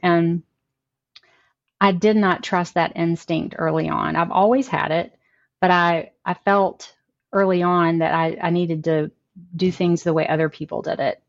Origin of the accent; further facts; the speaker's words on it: Amory, Mississippi, United States; now in Nashville, United States; I'm from Amory, Mississippi, a really small town in North Mississippi, about four hours from here.